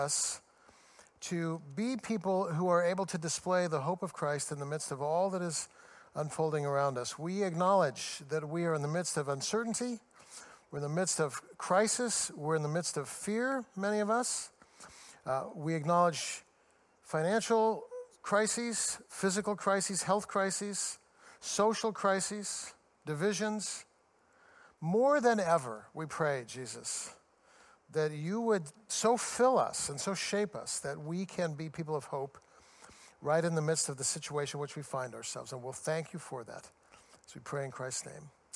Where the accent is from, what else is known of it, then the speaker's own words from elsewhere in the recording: United States; I'm an American